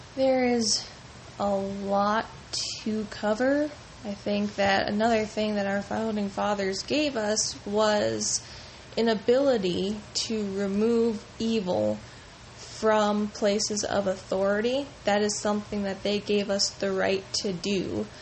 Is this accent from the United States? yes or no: yes; United States; as an American with the freedom to pick who I want elected